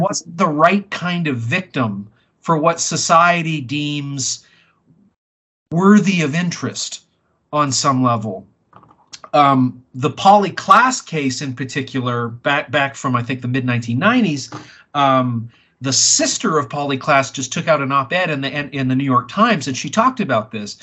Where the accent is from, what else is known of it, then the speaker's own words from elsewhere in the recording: Vancouver, British Columbia, Canada; I grew up in Vancouver